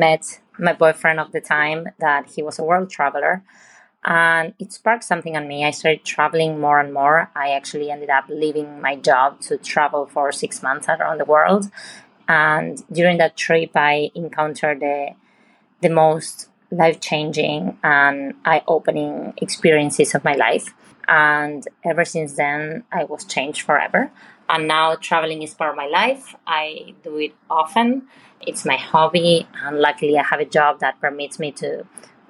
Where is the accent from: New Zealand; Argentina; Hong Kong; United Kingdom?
Argentina; now in Houston, United States; I'm originally from Argentina, but living in Houston, Texas.